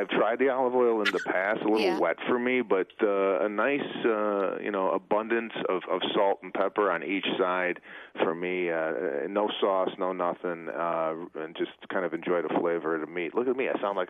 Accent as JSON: {"language": "English", "town": "Chicago", "region": "Illinois", "country": "United States", "moved": "yes", "lives_now": "Los Angeles, United States", "said": "when I came out here from Chicago in 1998, I knew nobody, not one soul. My my sister and I took my Plymouth 1991 Laser and drove from Arlington Heights to L.A., and then I flew her back to Chicago"}